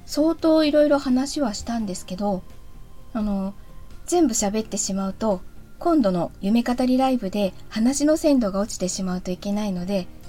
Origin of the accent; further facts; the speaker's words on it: Chigasaki, Kanagawa, Japan; 子供の頃は茅ヶ崎に住んでいたんですけど